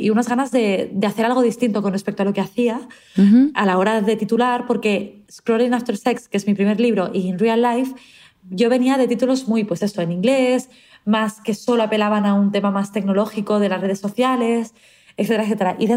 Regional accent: Mexico; also born or lived in Mexico City; es lo que se siente como mexicana.

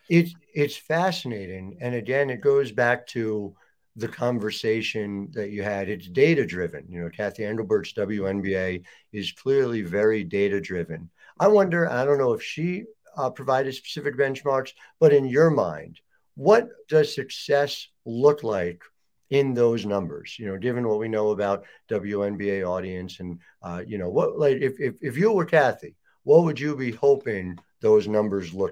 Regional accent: New Jersey, United States; I'm from New Jersey, where everything is two hours or less away from each other.

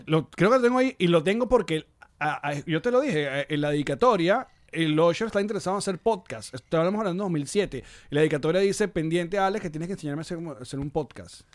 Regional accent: Maracay, Aragua, Venezuela; yo soy de Maracay

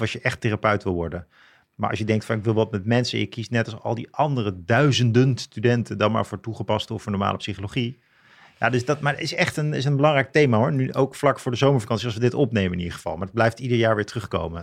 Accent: Leusden, Utrecht, Netherlands; ik ben opgegroeid in zo'n bloemkoolwijk in Leusden.

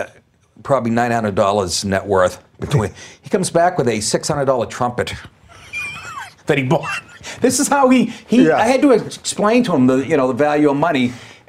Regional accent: Boston, Massachusetts, United States; every guy I grew up with in Boston.

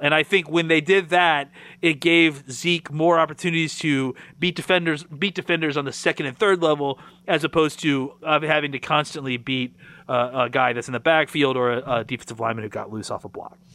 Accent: Dallas, Texas, United States

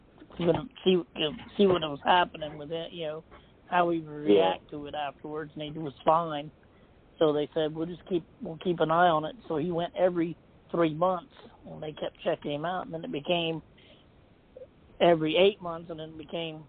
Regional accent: Charleston, United States; right here in my hometown

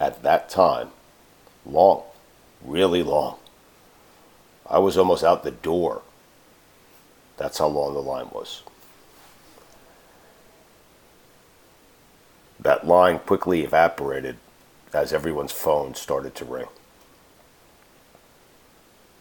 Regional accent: Parkland, Florida, United States; my hometown, to my city, to a place I care deeply about

